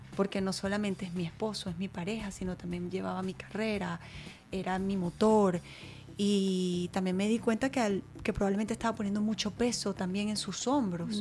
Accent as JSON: {"language": "Spanish", "country": "Venezuela", "moved": "as an adult", "lives_now": "United States"}